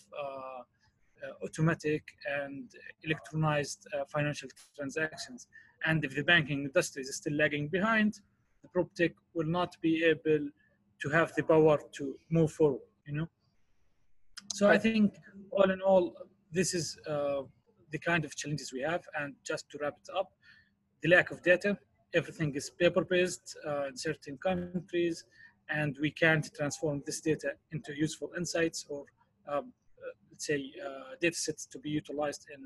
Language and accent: English; Palestine; from my home country in Palestine